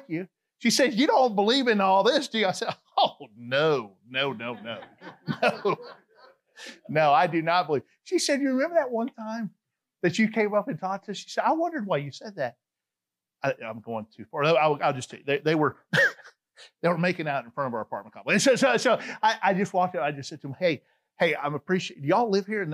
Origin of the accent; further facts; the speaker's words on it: Atlanta, Georgia, United States; moved away; I'm from Atlanta, Georgia. They're like, we know that you got that accent